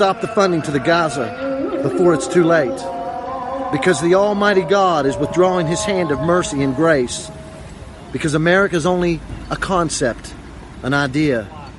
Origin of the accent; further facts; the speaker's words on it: Clarksburg, West Virginia, United States; someone from my hometown, from Clarksburg, West Virginia